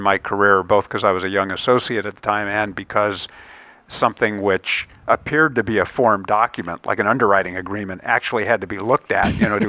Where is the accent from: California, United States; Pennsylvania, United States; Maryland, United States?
California, United States; Silicon Valley; also born or lived in Chicago; I was born in Chicago, but grew up in Silicon Valley.